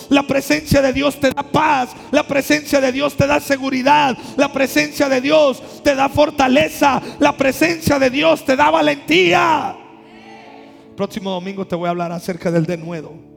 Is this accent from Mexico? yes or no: yes; Mexico; accent: costeño; De por sí somos costeños, no se nos entiende el español. Ahora hablando otras lenguas. Yo hasta para cuando quiero hablar inglés soy costeño